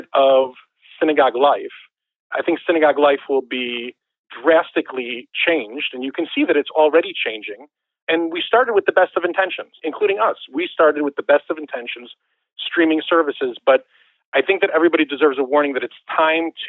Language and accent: English; Chicago, Illinois, United States; growing up in Chicago